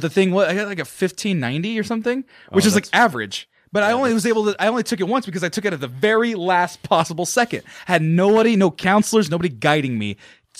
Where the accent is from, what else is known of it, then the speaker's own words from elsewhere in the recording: Fresno, California, United States; also born or lived in Santa Barbara, California; growing up in Fresno, California, the middle of fucking nowhere in the heat